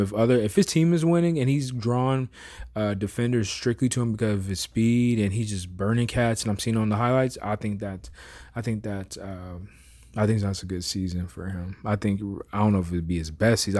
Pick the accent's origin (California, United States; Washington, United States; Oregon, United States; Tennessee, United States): California, United States; Bay Area; I'm from the Bay Area, so we always like that nice little breeze with the ocean that kicks